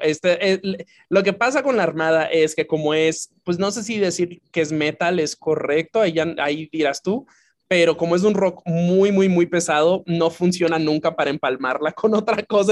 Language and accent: Spanish; Dominican Republic; also born or lived in Santiago; now in United States; mi formación como persona fue en, en la isla